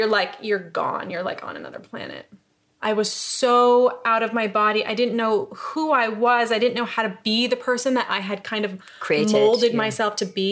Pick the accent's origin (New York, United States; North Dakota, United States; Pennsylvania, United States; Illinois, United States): New York, United States; upstate; moved away as an adult; also born or lived in Los Angeles; now in London, United Kingdom; I'm from New York. I'm from upstate New York.